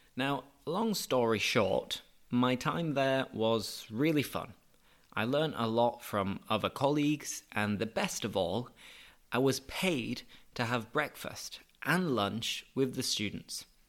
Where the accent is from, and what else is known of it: United Kingdom; moved away as an adult; also born or lived in La Línea, Spain; now in Seville, Spain